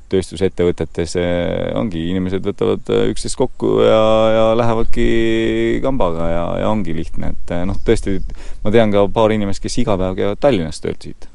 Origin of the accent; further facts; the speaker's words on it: Tori Parish, Pärnu County, Estonia; now in Järva-Jaani, Estonia; tegelikult ma olen Pärnumailt eh, pärit ja ja Tori vallast